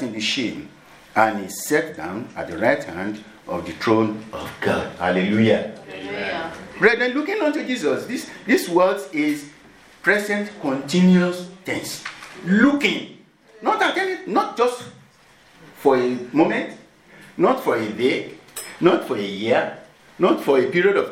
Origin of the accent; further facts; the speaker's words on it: Nigeria; moved away; I'm from Nigeria